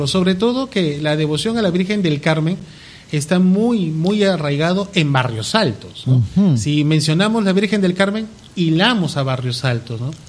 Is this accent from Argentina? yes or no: no; Peru; como peruanos tenemos que sentirnos orgullosos de esta tierra que nos vio nacer.